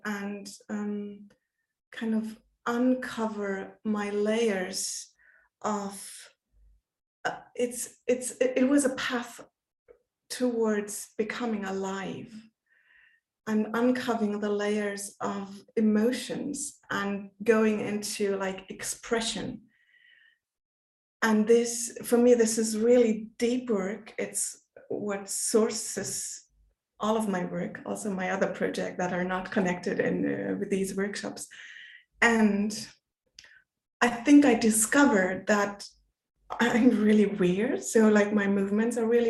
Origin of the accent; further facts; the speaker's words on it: Germany; from Germany